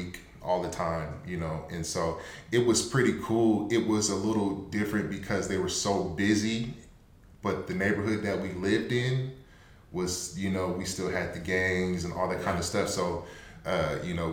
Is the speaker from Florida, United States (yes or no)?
no; Tacoma, Washington, United States; I was born and raised in Tacoma, Washington. Lived here my whole life